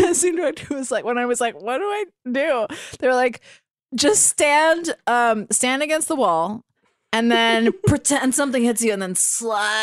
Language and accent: English; Miami, Florida, United States; moved away as an adult; also born or lived in New York; now in Los Angeles, United States; I'm from Miami